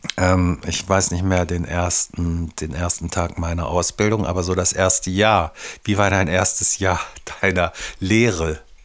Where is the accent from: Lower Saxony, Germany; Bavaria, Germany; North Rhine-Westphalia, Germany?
Lower Saxony, Germany; Devese; also born or lived in Hanover; ich bin in Devese groß geworden, 500 Einwohner damals